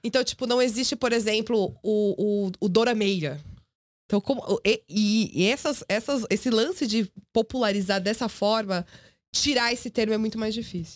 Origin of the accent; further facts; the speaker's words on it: Brazil; nós que somos brasileiros